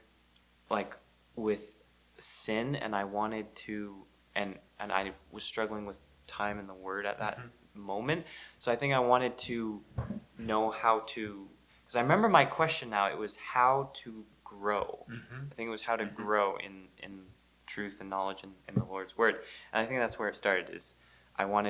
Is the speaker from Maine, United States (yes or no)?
yes; South Paris, Maine, United States; I was raised in South Paris Baptist Church